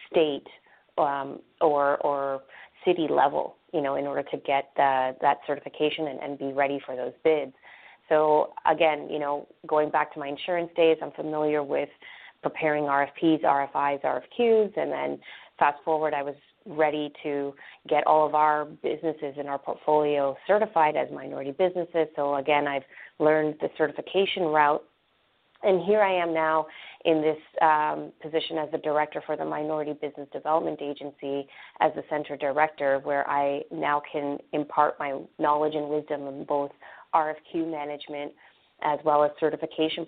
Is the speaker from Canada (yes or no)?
yes; Canada; moved away as an adult; now in Orlando, United States; I myself am Canadian. I grew up in Canada.